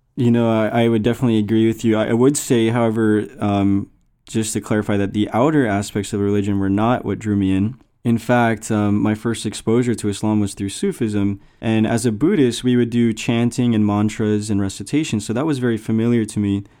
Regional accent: United States; I came from the American culture

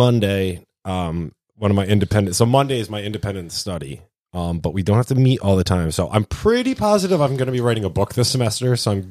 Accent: Windsor Locks, Connecticut, United States; my hometown of Windsor Locks

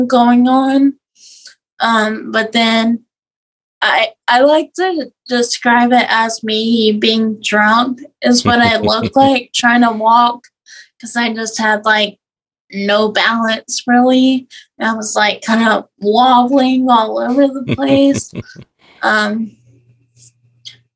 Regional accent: South Louisiana, United States; I'm from South Louisiana.

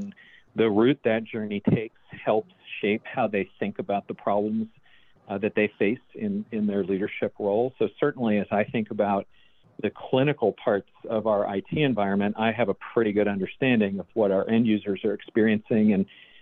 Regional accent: Dallas, Texas, United States; moved away as an adult; now in Baltimore, United States; Dallas, my hometown, and came up to Baltimore

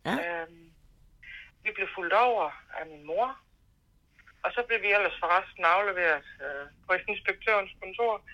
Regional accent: Lund, Central Denmark Region, Denmark; also born or lived in Horsens; Halvdelen af min skoletid på Lund, og øh, resten øh, på Bangær.

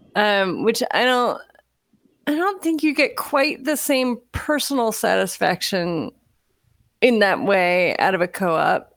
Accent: Florida, United States; moved away; I grew up in Florida

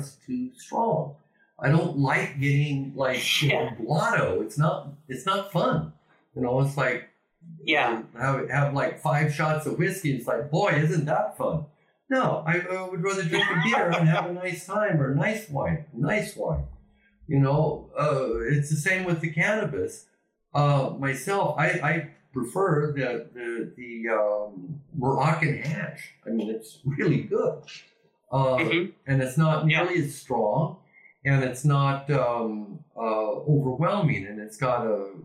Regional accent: Ontario, Oregon, United States; moved away as an adult; also born or lived in California / British Columbia / Amsterdam; now in Spain; my hometown, Ontario, Oregon

